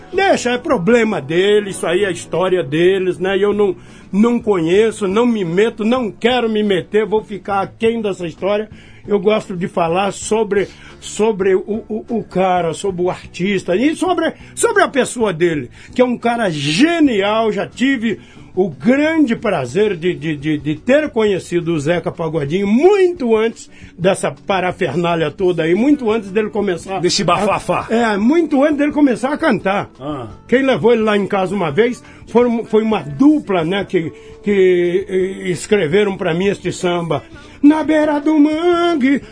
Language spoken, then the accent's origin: Portuguese; Nova Europa, São Paulo, Brazil; also born or lived in Igarapava / São Carlos; aos seis, sete anos de idade, eu me, me vi em Nova Europa, é, estado de São Paulo